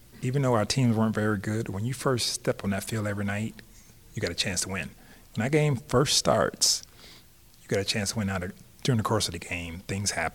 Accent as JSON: {"language": "English", "town": "Tampa", "region": "Florida", "country": "United States", "tie": "born or raised there", "said": "growing up in Tampa"}